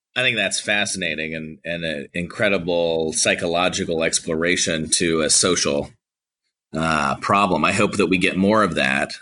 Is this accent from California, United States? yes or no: yes; California, United States; now in Georgia, United States; I'm a Republican from California.